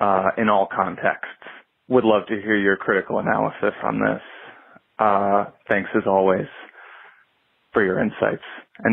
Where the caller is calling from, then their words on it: St. Paul, Minnesota, United States; calling from St. Paul, Minnesota.